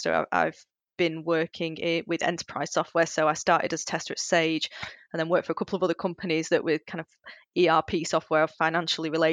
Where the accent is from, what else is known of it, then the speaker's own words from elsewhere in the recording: Bolton, North West England, United Kingdom; I'm from Bolton, which is kind of a part of Greater Manchester